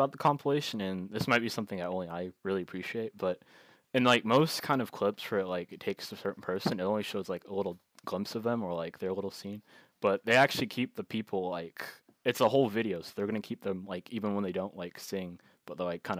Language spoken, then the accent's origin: English; Tampa, Florida, United States; we're from Tampa.